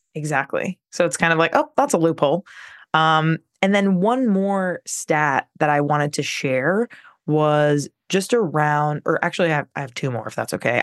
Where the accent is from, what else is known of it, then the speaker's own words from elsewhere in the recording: Long Island, New York, United States; growing up on Long Island in New York, uh, public school, it was pretty trash